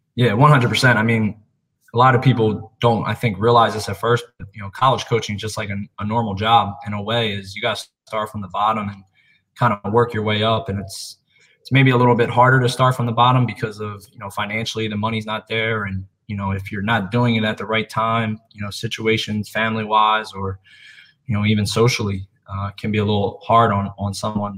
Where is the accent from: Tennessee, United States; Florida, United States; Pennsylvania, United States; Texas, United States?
Pennsylvania, United States; Philadelphia; So originally from Philadelphia, Pennsylvania. Um, grew up a Philly guy through and through